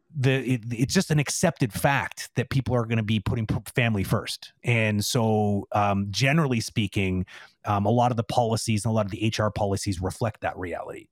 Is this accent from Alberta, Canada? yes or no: no; Toronto, Ontario, Canada; now in Quebec, Canada; I'm originally from Toronto